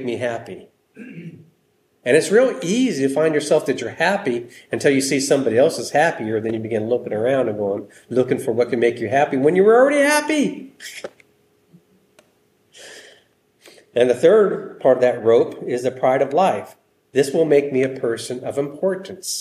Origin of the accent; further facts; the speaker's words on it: United States; We're American Christians